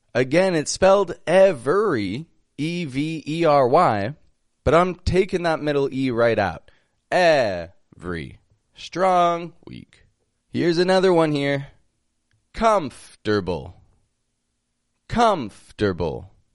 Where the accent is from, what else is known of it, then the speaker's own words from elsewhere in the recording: Toronto, Ontario, Canada; I'm from Toronto, Canada